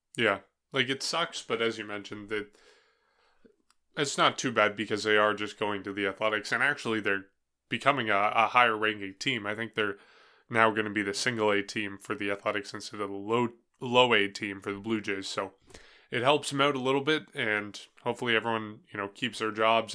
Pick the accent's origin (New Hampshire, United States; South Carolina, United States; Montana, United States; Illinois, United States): New Hampshire, United States; I'm from New Hampshire